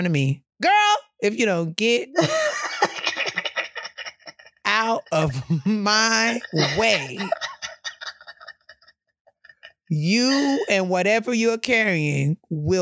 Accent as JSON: {"language": "English", "town": "New York City", "region": "New York", "country": "United States", "said": "as a New Yorker"}